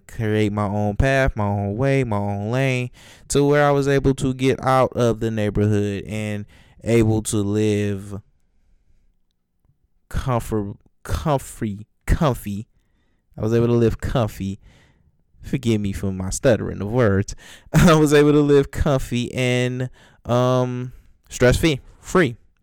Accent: Detroit, Michigan, United States; I never want to forget where I come from North End, Detroit North End. Don't want to forget where I come from, because that neighborhood made me the man that I am today

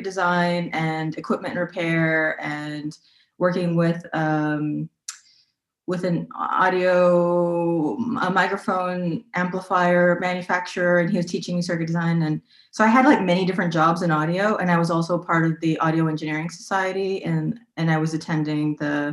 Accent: United States; moved away as an adult; now in Berlin, Germany

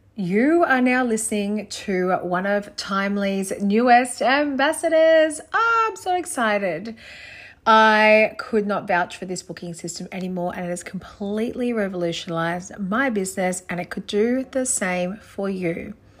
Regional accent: Gold Coast, Queensland, Australia; also born or lived in Brisbane; being from the Gold Coast

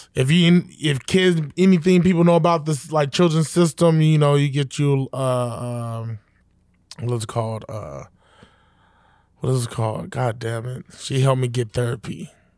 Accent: New York City, New York, United States; I was born in Southside, Jamaica, Queens

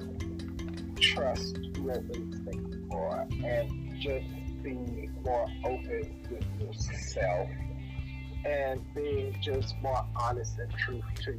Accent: the South, United States; both of my parents were born and raised in Louisiana, so definitely coming from a more religious portion of the South

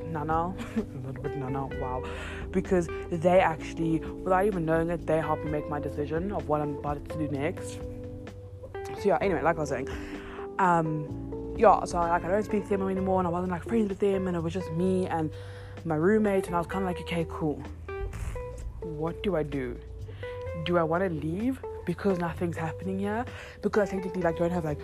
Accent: Johannesburg, Gauteng, South Africa; also born or lived in Cape Town; now in Johannesburg, South Africa; I grew up in Joburg.

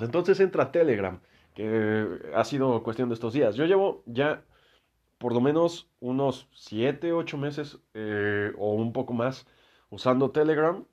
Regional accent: Mexico; yo soy de México

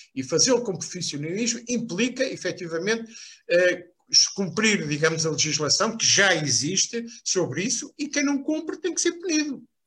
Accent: Lisbon, Portugal; also born or lived in Beira Alta; Embora não tenha sido criado na província, fui criado numa zona eh, de Benfica

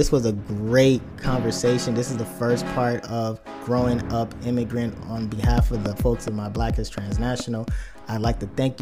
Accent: United States; accent: American; also born or lived in Nigeria; my natural accent is my American accent

